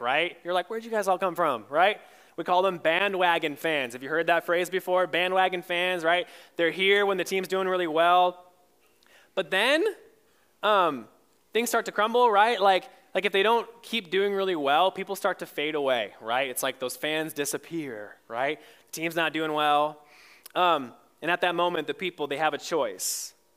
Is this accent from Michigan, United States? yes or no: yes; Michigan, United States; moved away; I grew up in Michigan